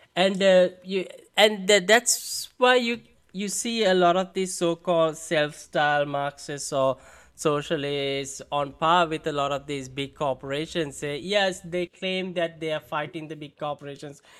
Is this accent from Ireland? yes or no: no; India; accent: Indian; I gotta exaggerate it now to sound more Indian